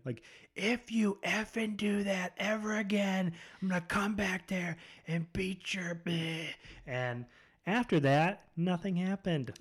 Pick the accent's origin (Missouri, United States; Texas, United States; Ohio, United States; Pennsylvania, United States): Ohio, United States; Spencer; also born or lived in Akron, Ohio / Medina, Ohio; Spencer, that's where I mainly grew up from, like, fifth grade through high school. Um, so that's where I'm from originally, is Spencer